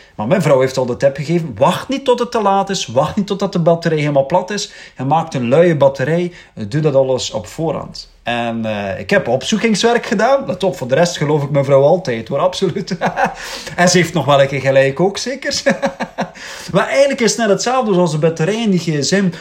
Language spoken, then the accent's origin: Dutch; Belgium; we mogen opstaan als Belgen